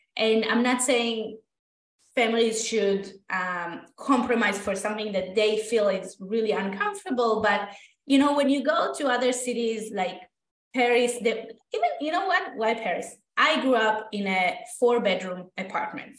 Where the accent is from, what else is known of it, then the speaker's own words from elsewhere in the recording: Israel; moved away as an adult; now in Toronto, Canada; i am originally from israel i went to architecture school there